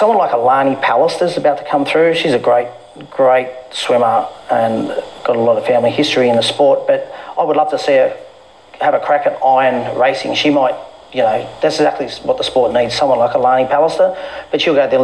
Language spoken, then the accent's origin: English; Manly, New South Wales, Australia; Me growing up in Manly